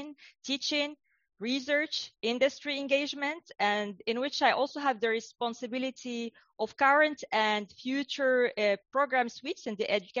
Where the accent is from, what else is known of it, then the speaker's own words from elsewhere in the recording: Casablanca, Casablanca-Settat, Morocco; also born or lived in United States / Europe / United Kingdom; now in Australia; I grew up in North Africa, in Casablanca.